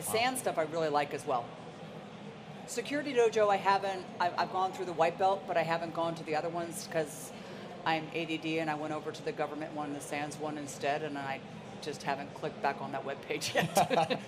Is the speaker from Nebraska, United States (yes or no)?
no; Princeton, New Jersey, United States; also born or lived in Ohio; I grew up in Princeton, New Jersey